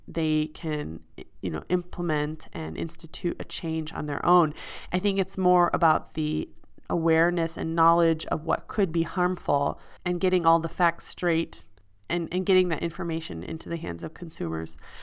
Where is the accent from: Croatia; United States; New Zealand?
United States; Midwest; moved away as an adult; now in Switzerland; I'm from the Midwest